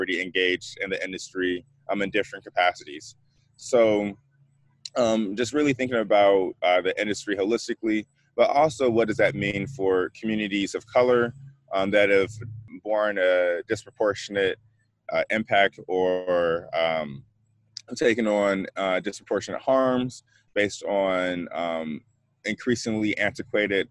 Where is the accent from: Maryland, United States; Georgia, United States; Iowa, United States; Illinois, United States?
Illinois, United States; Chicago; moved away as an adult; also born or lived in Boston, United States; a native of Chicago, the far south side, coming to you all from West Pullman